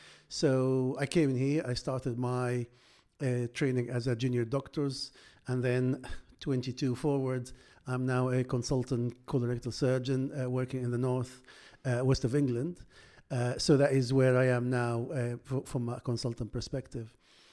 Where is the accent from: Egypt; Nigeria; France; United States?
Egypt; English is a second language; now in United Kingdom; So I came from Egypt. I came to Britain in 2000s, so good 22 years now, and you can imagine to find a work to do at the doctor, the cultural difference, the language differences, all this you have to go through.